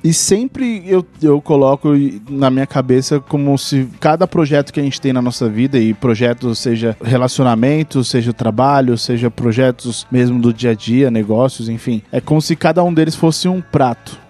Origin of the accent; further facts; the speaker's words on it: São Paulo, Brazil; nós somos de São Paulo